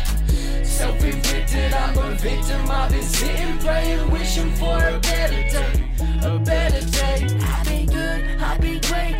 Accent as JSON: {"language": "English", "town": "Mullumbimby", "region": "New South Wales", "country": "Australia", "moved": "yes", "said": "I moved away from Mullumbimby to pursue my dreams"}